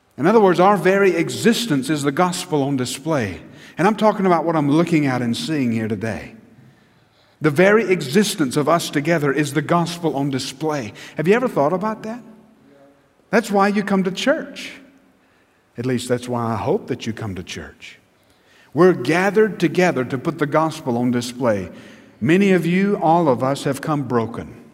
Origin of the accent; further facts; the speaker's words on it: United States; as an American, as a Christian American